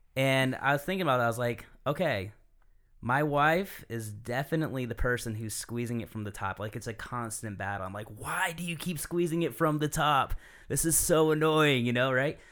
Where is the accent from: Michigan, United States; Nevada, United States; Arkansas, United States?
Michigan, United States; moved away; I'm from Michigan